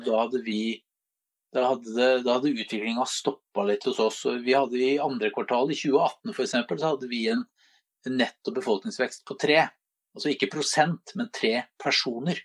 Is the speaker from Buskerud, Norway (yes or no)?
yes; Drammen, Buskerud, Norway; som vi er stolte av som drammensere